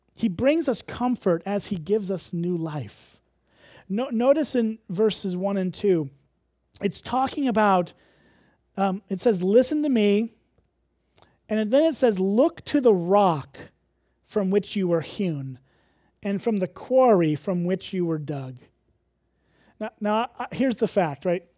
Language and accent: English; Illinois, United States; moved away; I'm from Illinois